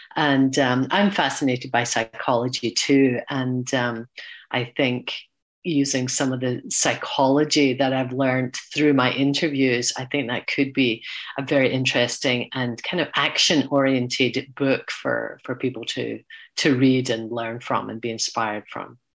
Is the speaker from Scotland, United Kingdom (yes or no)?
yes; Glasgow, Scotland, United Kingdom; moved away; my hometown of Glasgow.